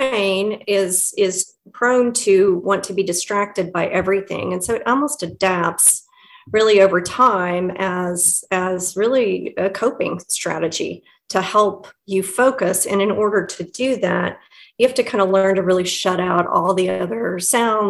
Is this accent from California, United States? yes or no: no; Midwest City, Oklahoma, United States; I grew up in Midwest City with your wonderful host here